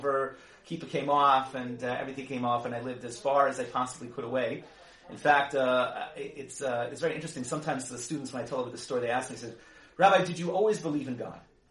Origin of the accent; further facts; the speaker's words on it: Silver Spring, Maryland, United States; I grew up in Silver Spring, Maryland.